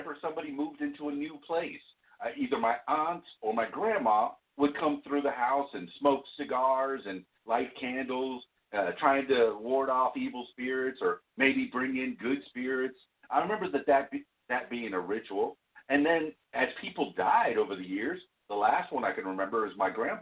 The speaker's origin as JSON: {"language": "English", "region": "Florida Keys", "country": "United States", "tie": "born or raised there", "moved": "yes", "lives_now": "Central Arkansas, United States", "said": "I grew up in South Florida, in the Florida Keys, and I'm half Cuban"}